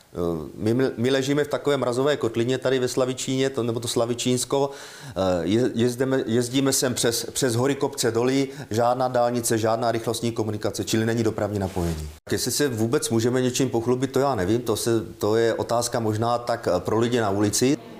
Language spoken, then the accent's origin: Czech; Moravian Wallachia, Zlín Region, Czechia; my jsme Valaši